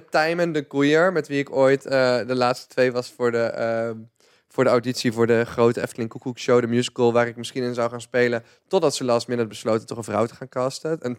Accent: 's-Hertogenbosch, North Brabant, Netherlands; born there; Ik ben geboren in Den Bosch, maar ik vond het best wel een ons, ons, ons cultuurtje.

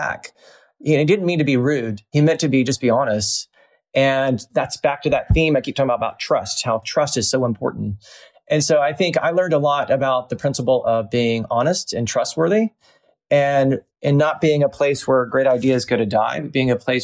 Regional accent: the South, United States; also born or lived in New York / Atlanta; I was born and raised in the South

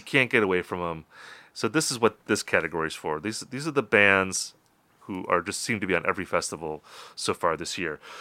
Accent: Wisconsin, United States; also born or lived in Minnesota; my home state of Wisconsin

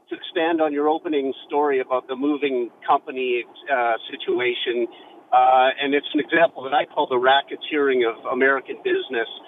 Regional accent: Canada; now in Bellevue, United States; we're originally from Canada, and we've lived here 22 years.

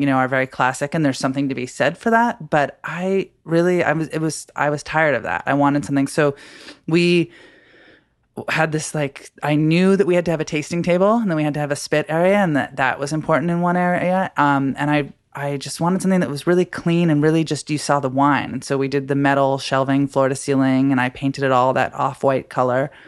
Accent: Washington, United States; now in Brooklyn, United States; I'm from Washington State

